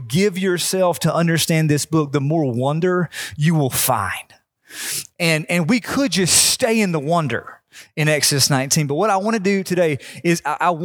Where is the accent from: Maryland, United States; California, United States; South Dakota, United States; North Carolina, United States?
North Carolina, United States; growing up in North Carolina, my family every year would go to this small beach